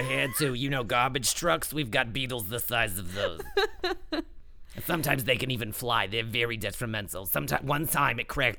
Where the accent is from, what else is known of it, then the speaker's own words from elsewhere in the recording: Long Island, New York, United States; accent: New York; as if they couldn't tell by my lovely New York accent. I'm from Long Island originally, but I live in the city.